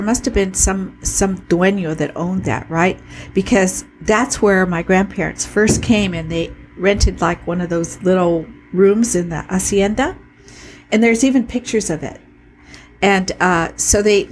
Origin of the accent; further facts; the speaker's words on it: Chula Vista, California, United States; I was born in Chula Vista in 1948